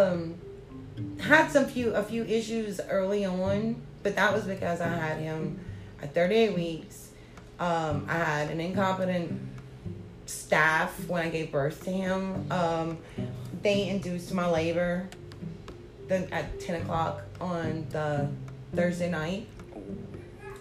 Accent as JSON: {"language": "English", "area": "Cajun", "region": "Louisiana", "country": "United States", "said": "we're Cajun people"}